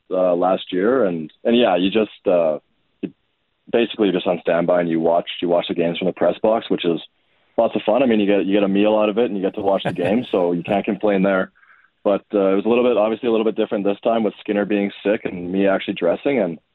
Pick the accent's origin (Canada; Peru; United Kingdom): Canada; Edmonton, Alberta; I grew up born and raised here in Edmonton